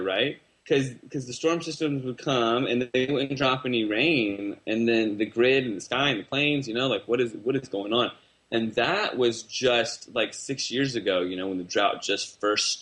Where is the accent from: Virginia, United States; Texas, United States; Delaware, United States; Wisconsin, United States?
Virginia, United States; Northern; moved away as an adult; now in California, United States; Grew up just outside Washington, D.C. in Northern Virginia